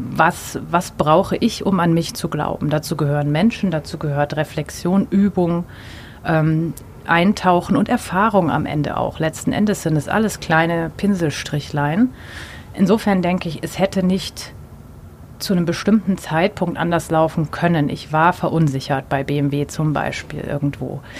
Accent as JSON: {"language": "German", "town": "Munich", "region": "Bavaria", "country": "Germany", "said": "Äh, ich komme aus München. Äh, es ist ein konservatives Umfeld."}